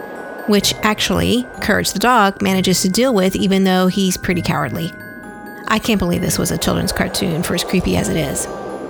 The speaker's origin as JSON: {"language": "English", "area": "near Wichita", "region": "Kansas", "country": "United States", "tie": "born or raised there", "said": "I was born in Kansas, near Wichita, which is actually where Dorothy Gale from The Wizard of Oz is from."}